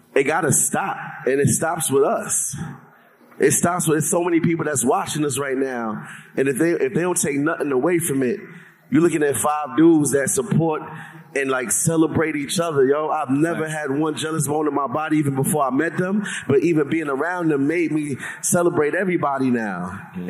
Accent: New York, United States; I'm from New York.

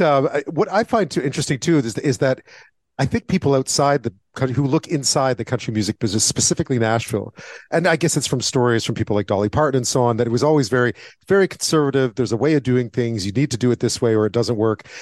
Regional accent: Canada; as a Canadian

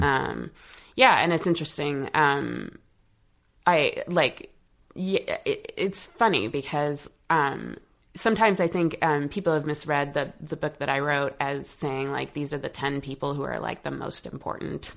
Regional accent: Montreal, Quebec, Canada; moved away as an adult; now in United States; since I left Montreal, I left Montreal in um, 2005.

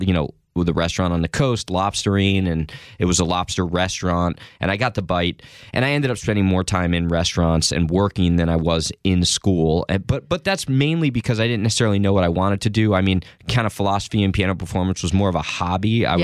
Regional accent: New Jersey, United States; I grew up in Jersey, right? Mm-hmm. So I'm from this area, and I went to a small liberal arts college up in Maine

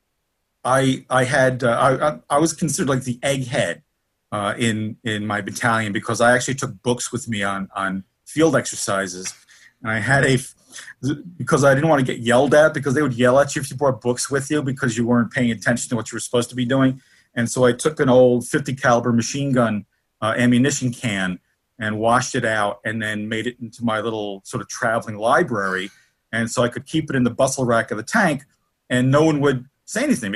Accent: Newark, New Jersey, United States; also born or lived in Kearny, New Jersey; I grew up in Newark, New Jersey

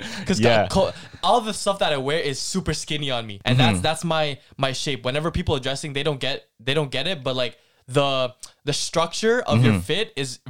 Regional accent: Philippines; Filipinos don't grow. We always say this. And if you're still pursuing as a Filipino, high school basketball, then you're kind of crazy still, because not a lot of us

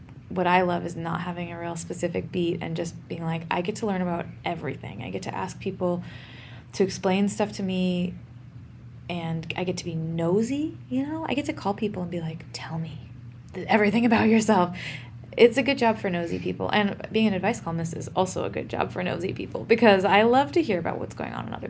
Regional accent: Oregon, United States; I'm from Oregon, a notably not super hot place

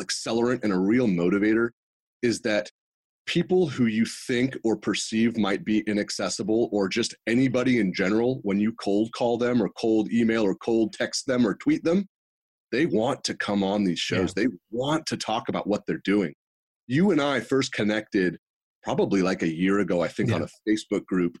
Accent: Northern California, United States; also born or lived in Los Angeles, California / Houston, Texas; I grew up in Northern California.

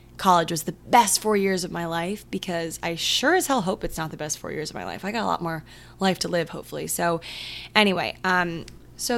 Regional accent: Maryland, United States; I'm from Maryland

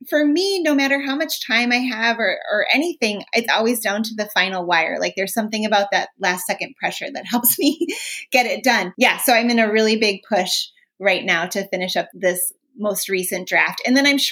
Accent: Minnesota, United States; I'm from Minnesota

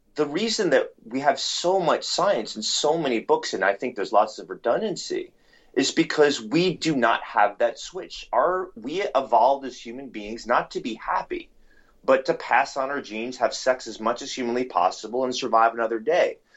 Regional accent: New York City, New York, United States; growing up in, in New York City

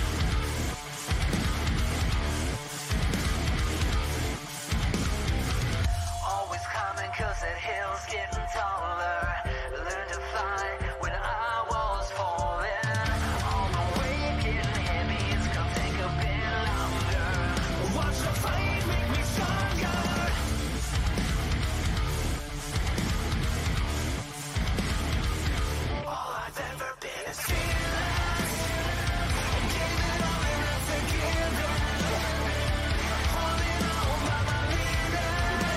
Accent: Bay Area, California, United States; now in Nashville, United States; I'm originally from the Bay Area. I live in Nashville now

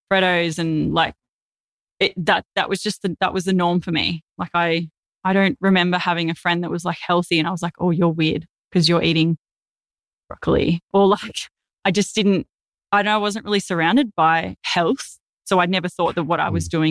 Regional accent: Melbourne, Victoria, Australia; born there; also born or lived in east coast of Australia; I lived lots of different places, like all up and down the east coast of Australia. Uh, I was born in Melbourne, and I've lived in over fifty houses.

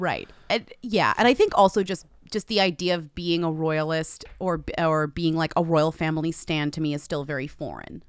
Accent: Newton, Massachusetts, United States; he is from my hometown

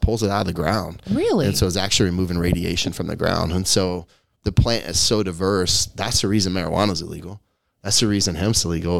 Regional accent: Kansas, United States; Kansas is my home state

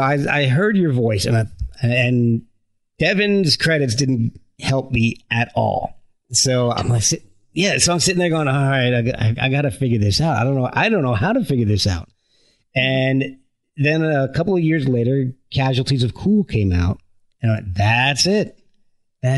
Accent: United States; I'm American.

